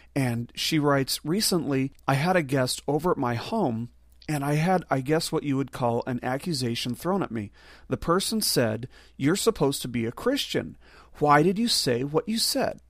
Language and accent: English; Las Vegas, Nevada, United States; I'm from Las Vegas. There's a desert right there.